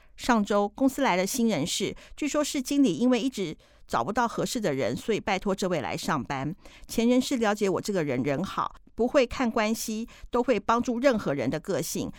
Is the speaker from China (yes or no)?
no; Taiwan; 我们台湾的花农跟台湾的小农